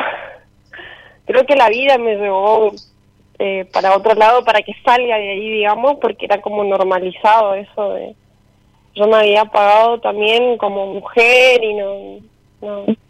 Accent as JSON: {"language": "Spanish", "region": "Chaco", "country": "Argentina", "tie": "born or raised there", "said": "Soy de eh, Chaco"}